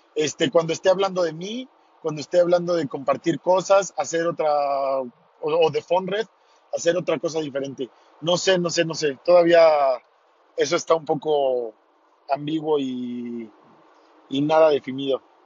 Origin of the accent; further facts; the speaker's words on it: Tequisquiapan, Querétaro, Mexico; voy de regreso hacia mi pueblo, Tequisquiapan